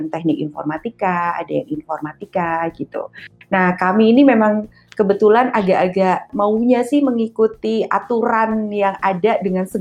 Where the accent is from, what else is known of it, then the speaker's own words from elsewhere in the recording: Yogyakarta, Special Region of Yogyakarta, Indonesia; Iya, saya di Jogja, saya orang iya.